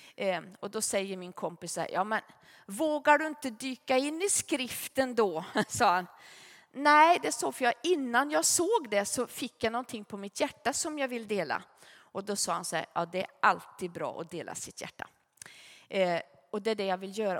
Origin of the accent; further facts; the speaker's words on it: Gunnarskog, Värmland, Sweden; vi hade en i församlingen hemma i Gunnarskog